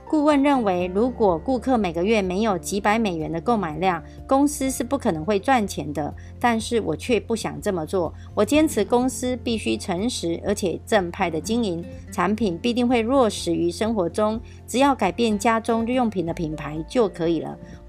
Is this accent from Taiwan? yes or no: yes; Miaoli, Miaoli County, Taiwan; 今天要为大家导读的主题是建立朴实、平易、持续一生的事业。